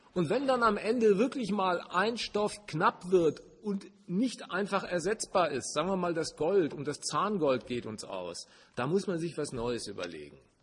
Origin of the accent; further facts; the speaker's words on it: Germany; Das war mit meiner Geburt entschieden. Ich war Deutscher